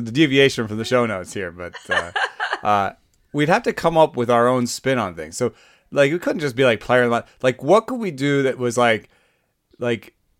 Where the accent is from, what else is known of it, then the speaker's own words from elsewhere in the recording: Atlanta, Georgia, United States; I grew up in Atlanta.